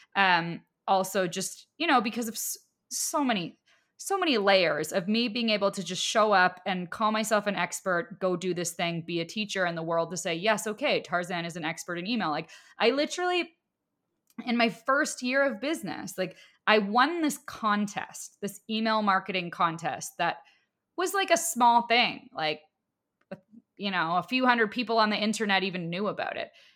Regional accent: Canada; I'm also Canadian

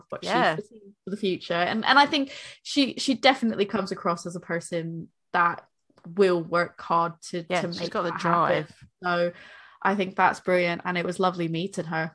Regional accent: Boston, Massachusetts, United States; moved away as an adult; now in United Kingdom; I'm from Boston

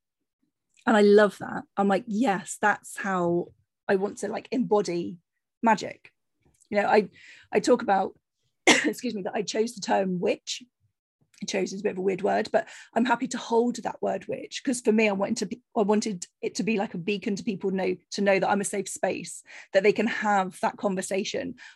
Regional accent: Cornish fishing village, South West England, United Kingdom; moved away; I grew up on a very sheltered Cornish fishing village, you know, there was very little diversity at all in my hometown. So I was very keen to move out

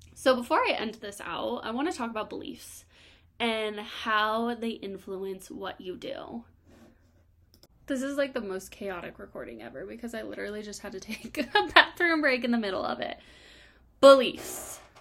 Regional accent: Colorado, United States; I'm from Colorado

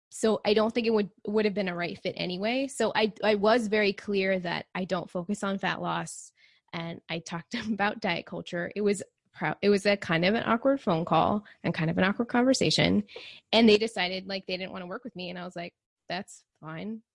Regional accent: Texas, United States; I grew up in Texas, and so it's really hot

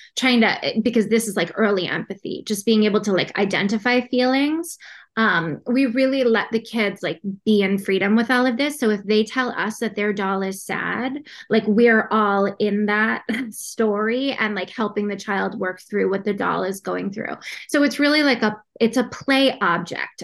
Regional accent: Boston, Massachusetts, United States; I'm from Boston, Massachusetts.

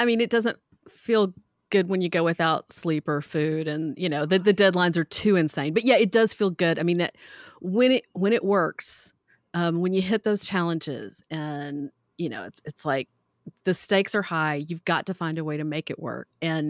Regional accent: the South, United States; So I grew up in the South. I don't have near as much of an accent as my grandparents all did.

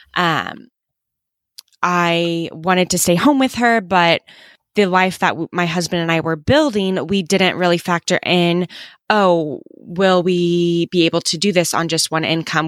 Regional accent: Kansas City, United States; I grew up in, um, Kansas City

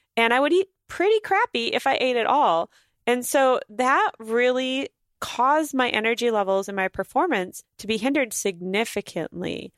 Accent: North Dakota, United States; moved away; I'm gonna spend four days in North Dakota where I grew up in July

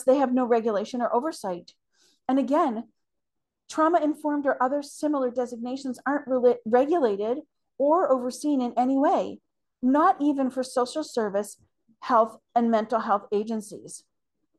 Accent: Canada; as a Canadian

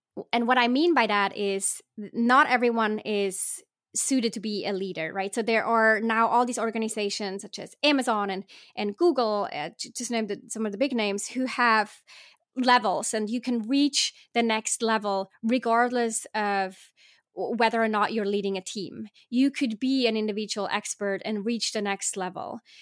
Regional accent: Switzerland; I was born in Switzerland

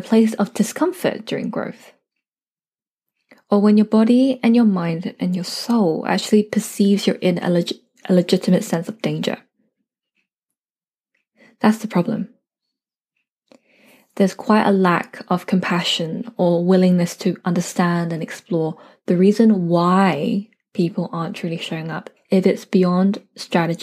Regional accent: United Kingdom; I'm a British-born Chinese girl

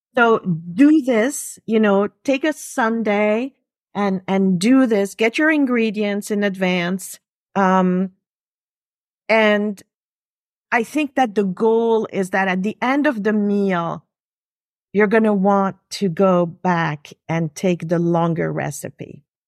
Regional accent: Geneva, Switzerland; first language French; English is a second language; now in New York, United States; I'm actually originally from, uh, Switzerland, Geneva. French is my first language.

